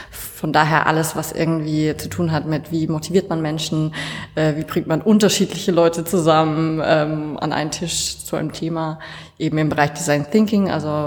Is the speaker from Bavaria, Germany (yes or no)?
yes; Bavaria, Germany; Ähm, ursprünglich aus der Nähe von Würzburg, also zwischen Würzburg und Schweinfurt.